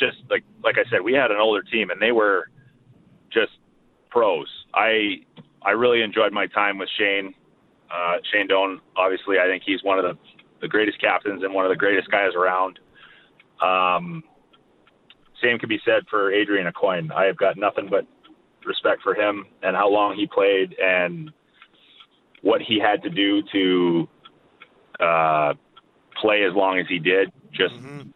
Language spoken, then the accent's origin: English; Winnipeg, Manitoba, Canada; I'm actually from here